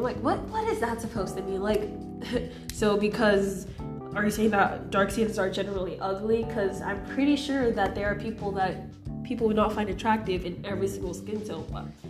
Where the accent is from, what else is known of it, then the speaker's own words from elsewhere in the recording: United States; also born or lived in Nigeria; I was born in the United States